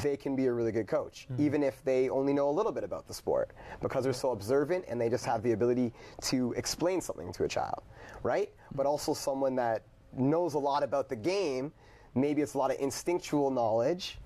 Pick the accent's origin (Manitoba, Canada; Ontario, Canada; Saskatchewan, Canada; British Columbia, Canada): Ontario, Canada; Brantford; I'm from Brantford